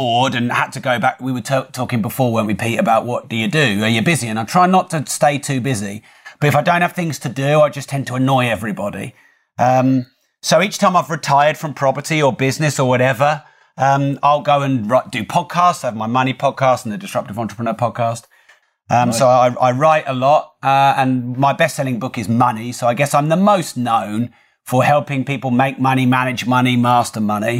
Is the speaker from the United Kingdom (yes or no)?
yes; Newmarket, East of England, United Kingdom; now in Peterborough, United Kingdom; I wasn't born there. I was born in Newmarket, and I've always been around that sort of East Anglia area